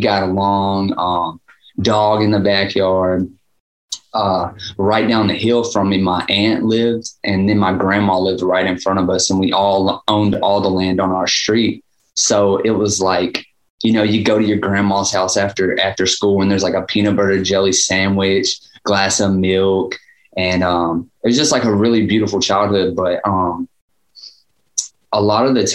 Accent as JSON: {"language": "English", "town": "Dickson", "region": "Tennessee", "country": "United States", "tie": "born or raised there", "also_born_or_lived": "Gallatin, Tennessee", "said": "I moved to a place called Dixon, Tennessee when I was like 3"}